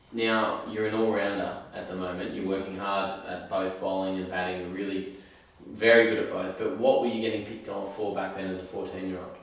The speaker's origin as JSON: {"language": "English", "country": "Australia", "tie": "born or raised there", "said": "I'm obviously growing up in Australia"}